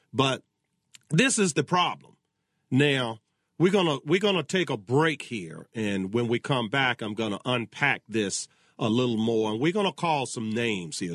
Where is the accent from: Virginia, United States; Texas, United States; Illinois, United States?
Virginia, United States; my home state of Virginia